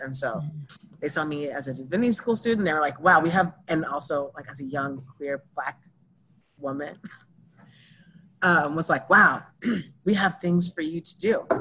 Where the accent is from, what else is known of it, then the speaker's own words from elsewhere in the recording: New Orleans, Louisiana, United States; I was born in New Orleans